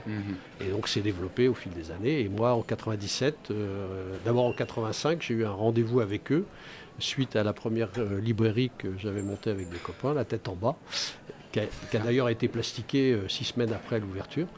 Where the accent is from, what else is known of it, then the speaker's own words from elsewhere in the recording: Angers, Pays de la Loire, France; je suis né à Angers. Je suis parti euh, neuf mois d'Angers, mais pas pour faire le service militaire, pour un bout d'études. Et bah, j'ai eu le mal de mer et le mal de pays, et donc je suis revenu rapidement. Donc Angers, pour moi, c'est c'est toute, euh, c'est toute ma vie